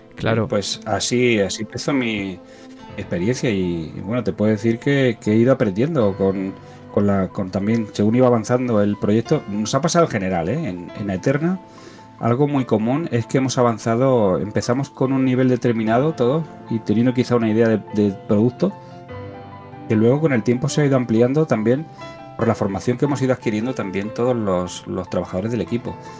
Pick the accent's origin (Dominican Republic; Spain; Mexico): Spain; Cúllar, Andalusia; moved away; also born or lived in Talavera de la Reina, Spain; soy un andaluz también